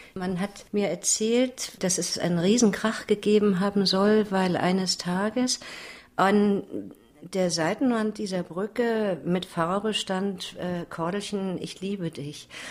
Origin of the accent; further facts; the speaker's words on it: Berlin, Germany; bin ja Berlinerin